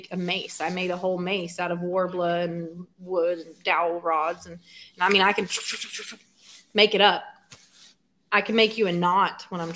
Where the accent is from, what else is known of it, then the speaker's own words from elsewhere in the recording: Burke County, North Carolina, United States; moved away; I'm from Burke County, North Carolina